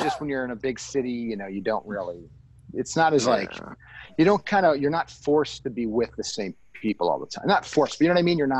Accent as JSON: {"language": "English", "town": "Toronto", "region": "Ontario", "country": "Canada", "said": "You know, I'm from Toronto, so the bigger city."}